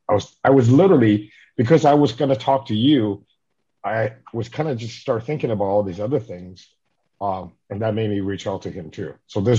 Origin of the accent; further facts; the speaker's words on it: Minnesota, United States; I grew up in Minnesota. That's where my family moved to.